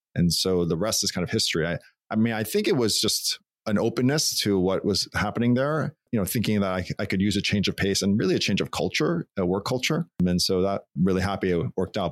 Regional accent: Long Island, New York, United States; moved away as an adult; also born or lived in California; I grew up in Long Island, New York

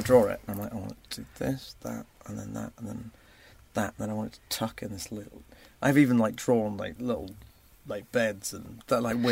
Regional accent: Surrey, South East England, United Kingdom; It's kind of Surrey. Nearest landmark is Gatwick Airport, kind of between Reigate and Redhill

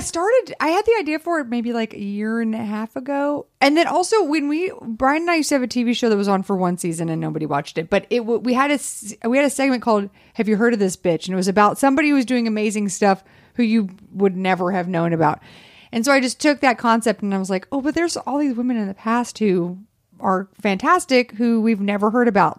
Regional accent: the South, United States; I grew up in the South.

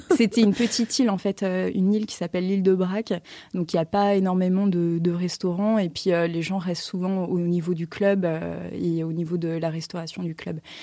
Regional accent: Paris, Île-de-France, France; moi, j'étais de Paris

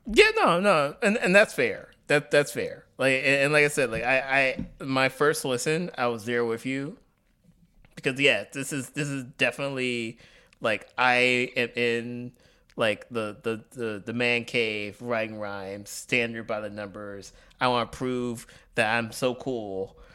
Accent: Tuskegee, Alabama, United States; moved away; my hometown, uh, in Alabama, Tuskegee, Alabama

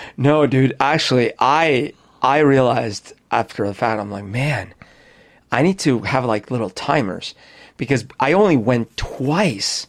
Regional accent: Colombia; also born or lived in Florida; now in United States; when I was growing up in Colombia

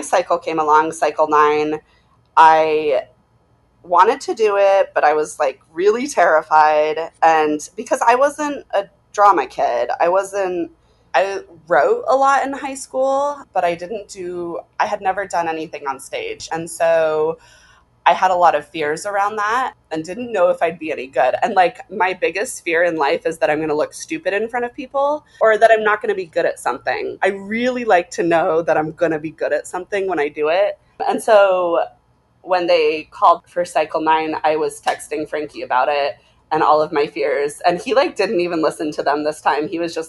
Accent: Boise, Idaho, United States; moved away; also born or lived in Laramie, Wyoming; Born in Laramie, Wyoming, and we moved to Idaho before I was cognizant, probably when I was one

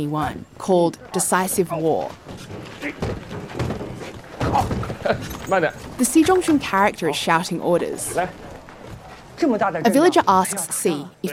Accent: Australia; I'm Australian

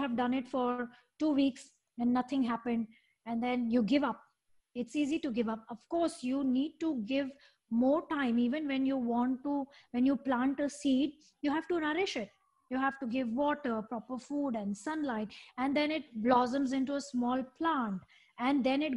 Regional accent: India; moved away as an adult; also born or lived in Dubai; now in Singapore; I'm born and raised in India

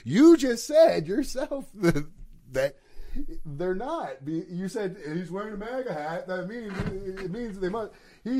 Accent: Welland, Ontario, Canada; So I grew up in Welland. Okay? I grew up in Welland and I've been called nigger my entire life.

